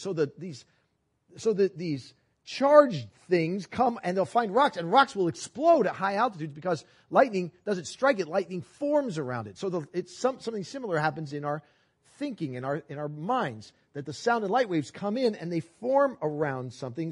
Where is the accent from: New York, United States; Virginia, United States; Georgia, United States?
New York, United States; New York City; I was born in New York City and we were, rode the subways. My parents lived in Manhat, or worked in Manhattan. We lived in Brooklyn. We rode the subways all the time.